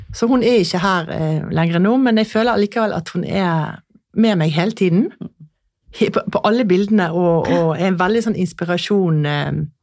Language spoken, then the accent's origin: Norwegian; Askøy, Vestland, Norway; now in Lysaker, Norway; jeg kommer jo fra Askøy utenfor Bergen, og vi var jo striler, som det het.